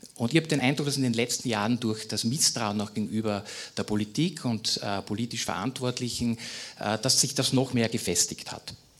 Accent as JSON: {"language": "German", "region": "Styria", "country": "Austria", "tie": "born or raised there", "said": "meinem Heimatbundesland Steiermark"}